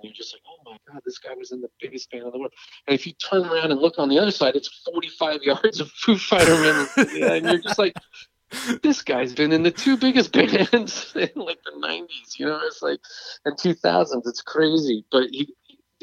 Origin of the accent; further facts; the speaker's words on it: England, United Kingdom; moved away; growing up in England